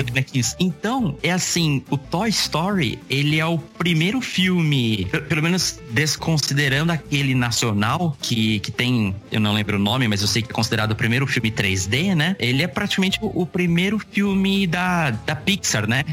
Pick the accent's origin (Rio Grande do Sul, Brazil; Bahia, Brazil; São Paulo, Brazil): São Paulo, Brazil; Itu; sou nascido aqui em Itu, sempre morei aqui